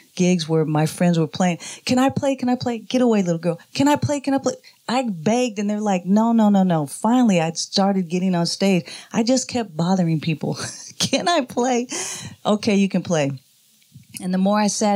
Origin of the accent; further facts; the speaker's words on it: Oakland, California, United States; Born and raised in Oakland, California.